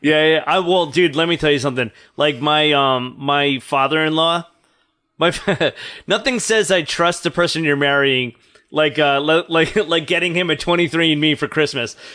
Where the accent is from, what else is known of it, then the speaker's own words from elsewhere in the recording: New Jersey, United States; now in New York, United States; I grew up in Jersey